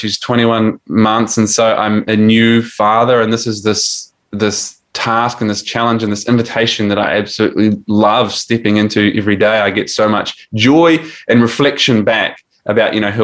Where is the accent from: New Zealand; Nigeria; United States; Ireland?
New Zealand; now in Australia; I'm 40 and I'm from New Zealand, but I live in Australia.